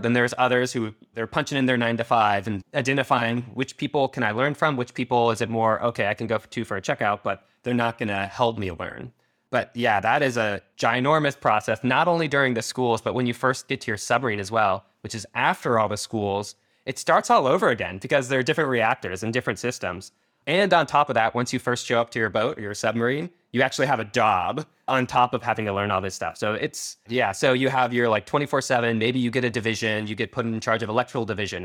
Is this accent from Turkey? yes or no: no; Ukiah, California, United States; born or raised there; also born or lived in San Diego area, California